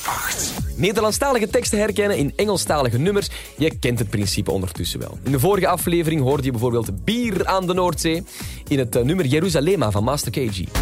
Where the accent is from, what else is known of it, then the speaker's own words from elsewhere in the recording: Belgium; wij Belgen